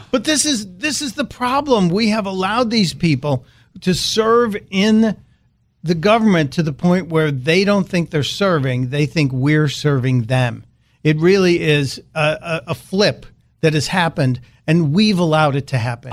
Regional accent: Chicago, Illinois, United States; growing up in Chicago

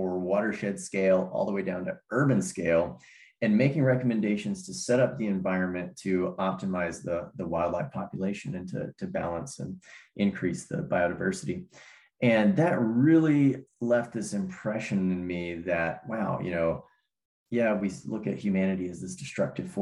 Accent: Cumberland Plateau, Tennessee, United States; also born or lived in Bay Area, California; When I was 5 years old, my family moved to this little rural plot in the Cumberland Plateau in the middle of Tennessee. And it's funny, I was born outside the Bay Area in California, but my family's from Tennessee

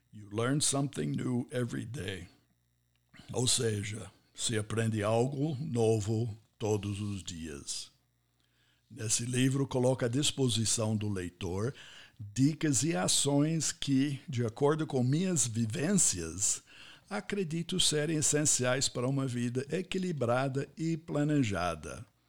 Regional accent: United States; Portuguese is a second language; moved away as an adult; also born or lived in Ohio; now in Brazil; Eu sou nascido, criado e formado nos Estados Unidos

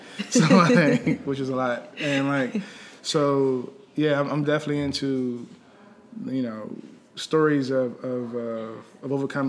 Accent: Landover, Maryland, United States; now in Washington, D.C., United States; More grew up in PG County. Okay. So, like, I grew up in Pommel Park, like Landover.

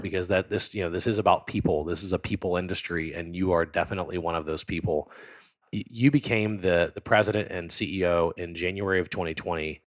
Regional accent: Baton Rouge, Louisiana, United States; I'm from South Louisiana. I was born and raised in the, uh, Baton Rouge area.

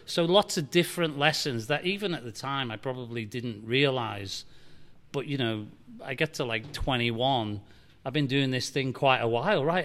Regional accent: Liverpool, North West England, United Kingdom; now in Nashville, United States; I grew up in Liverpool, England, and, and tough city

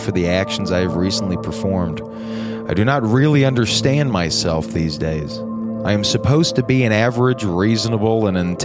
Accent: the South, United States; We're from the South

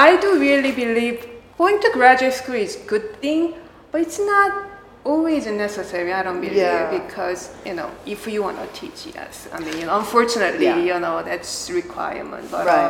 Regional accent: South Korea; moved away; Yeah, because I was born in South Korea

